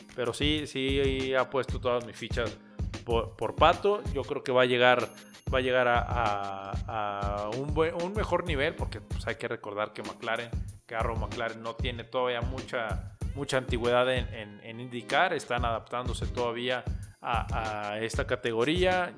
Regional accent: Mexico; como nacionales, como mexicanos

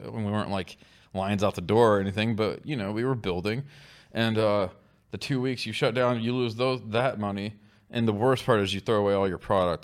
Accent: Oklahoma, United States; We're all from Oklahoma

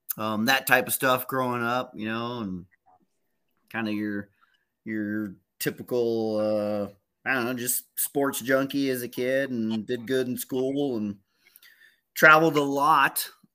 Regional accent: Peru; also born or lived in Texas, United States / Egypt / New Mexico, United States; I kind of was born in Texas, but I was raised in Peru. I was raised in Africa and Egypt, actually.

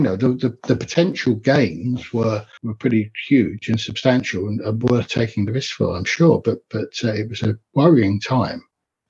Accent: Enfield, London, United Kingdom; I grew up in North London in Enfield

